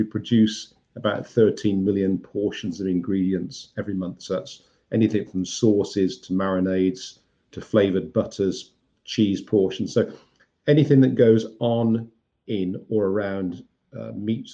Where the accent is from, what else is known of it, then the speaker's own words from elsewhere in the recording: Birmingham, West Midlands, United Kingdom; I went back to my hometown of Birmingham